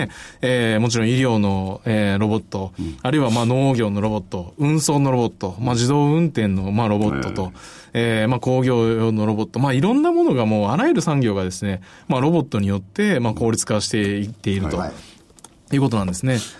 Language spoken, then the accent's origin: Japanese; Osaka, Japan; also born or lived in Nara; now in Kyoto, Japan; 奈良生まれ、大阪育ちで、今現在京都在住